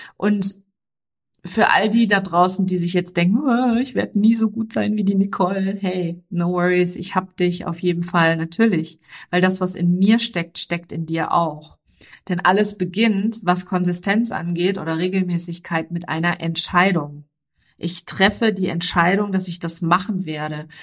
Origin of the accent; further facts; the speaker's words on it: Germany; also born or lived in near London, United Kingdom; bei uns in Deutschland